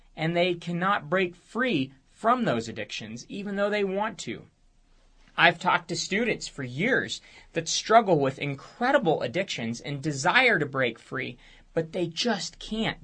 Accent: United States

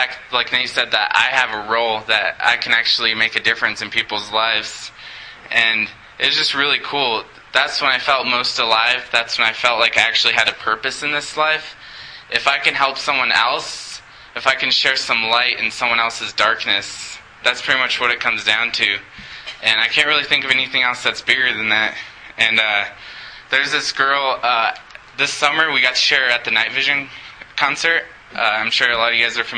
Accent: Montrose, Colorado, United States; I was born and raised in Montrose

